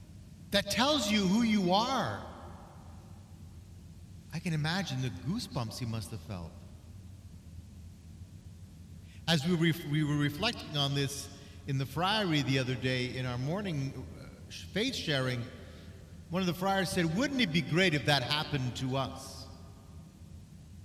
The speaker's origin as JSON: {"language": "English", "country": "Canada", "said": "as a Canadian"}